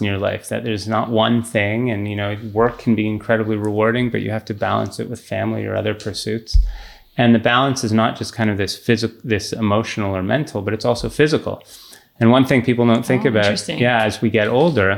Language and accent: English; Canada; growing up in Canada